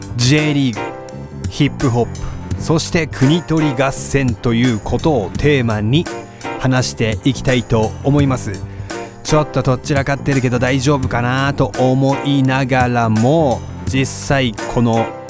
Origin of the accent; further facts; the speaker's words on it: Sendai, Miyagi, Japan; also born or lived in Sapporo; now in Tokyo, Japan; 仙台出身なのに、えー、地元に全く縁がないような感じでしかも札幌に行って、えー、札幌でラップを始めてそして東京に来て